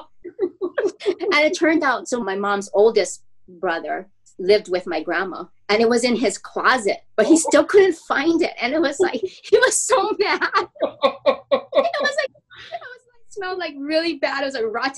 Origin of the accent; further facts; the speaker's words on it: Honolulu, Hawaii, United States; I grew up in the Aina Haina area